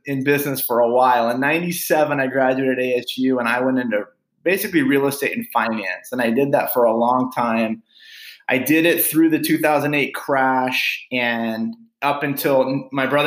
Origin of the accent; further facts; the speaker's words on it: Phoenix, Arizona, United States; my brother and I grew up here in West Phoenix, kind of a blue collar upbringing